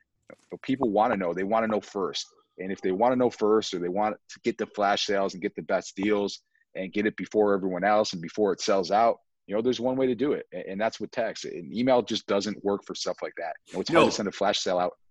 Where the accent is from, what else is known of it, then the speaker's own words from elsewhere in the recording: Buffalo, New York, United States; we're born and raised in Buffalo, so I used to cross the border all the time